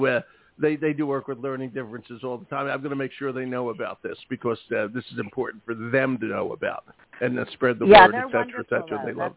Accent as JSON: {"language": "English", "town": "Philadelphia", "region": "Pennsylvania", "country": "United States", "accent": "Philadelphia", "said": "my Philadelphia accent"}